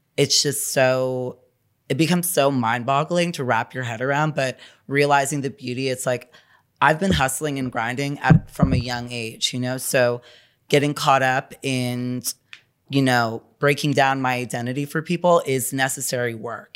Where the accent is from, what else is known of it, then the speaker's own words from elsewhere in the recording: New York City, New York, United States; I'm from New York City, born and bred